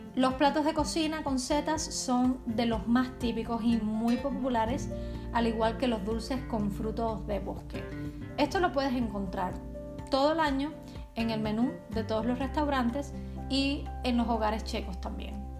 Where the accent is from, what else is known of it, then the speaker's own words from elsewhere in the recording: Cuba; now in Czech Republic; En Cuba somos gente de playa